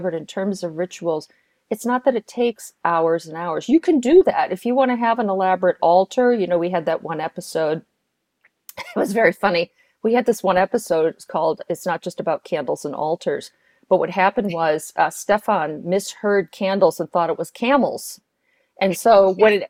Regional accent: New York, United States; now in Chicago, United States; I'm from New York and now I'm in Chicago

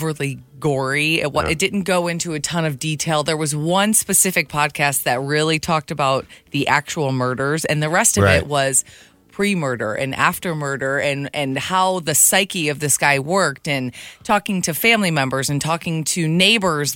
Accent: Michigan, United States; Michigan, my hometown.

